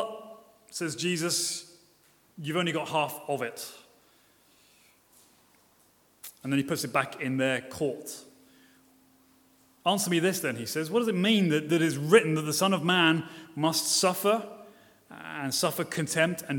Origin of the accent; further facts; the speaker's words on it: Brighton, South East England, United Kingdom; I'm from Brighton